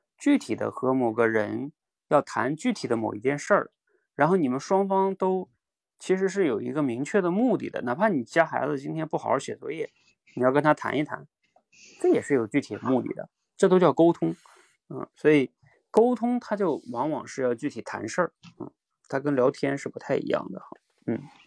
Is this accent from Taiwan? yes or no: no; China; 比如说像我们中国人啊，就是每年春运的大军